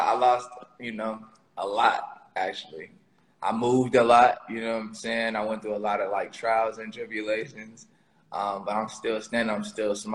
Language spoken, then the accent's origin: English; Chicago, Illinois, United States; moved away; also born or lived in Texas; I'm from Southside Chicago and my mom like kind of raised me there before I moved to Texas.